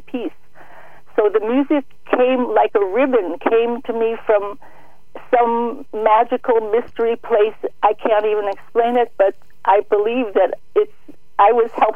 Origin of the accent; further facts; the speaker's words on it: Chicago, Illinois, United States; I grew up in Chicago